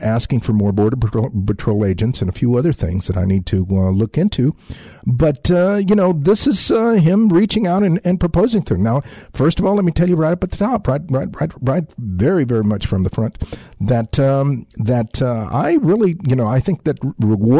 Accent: San Antonio, Texas, United States; as an American of Mexican descent who grew up here in San Antonio, you know, on the south side of San Antonio

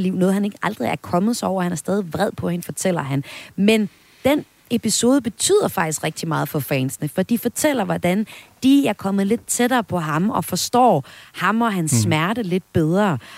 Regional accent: Vesthimmerland Municipality, North Denmark Region, Denmark; min hjemstavn, hjemstavn fra Vesthimmerlands Kommune, hvor jeg kommer fra

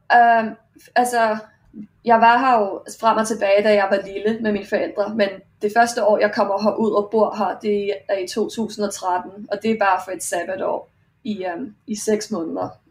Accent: Denmark; now in Australia; hjemme i Danmark

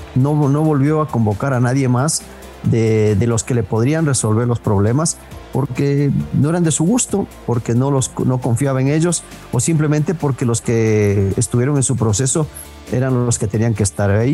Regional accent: Ecuador

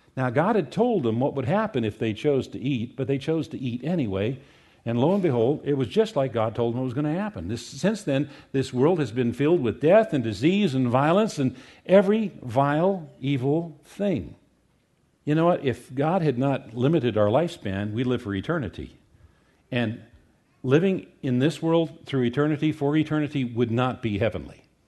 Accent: United States; we as American Christians

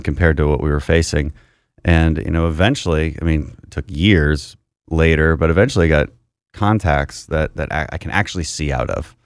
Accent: Houston, Texas, United States; my family comes from the energy industry, so we're from Houston

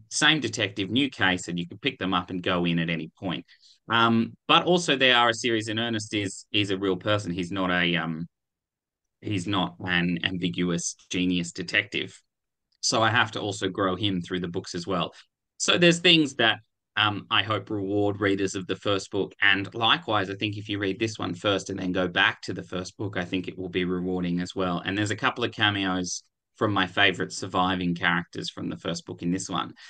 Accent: Canberra, Australian Capital Territory, Australia; I grew up in Canberra

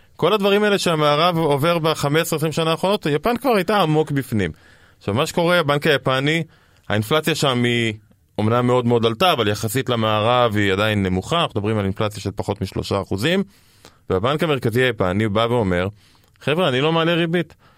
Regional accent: Israel

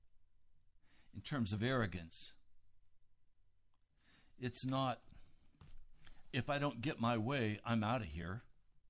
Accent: United States; as an American

